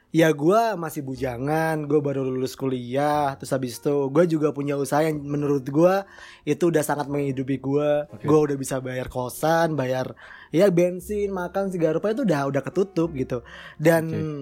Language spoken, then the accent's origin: Indonesian; Bandung, West Java, Indonesia; now in Malang, Indonesia; Gue asli Bandung. Kenapa lo masih di Malang? Kenapa masih di Malang? Karena rezeki gue di sini.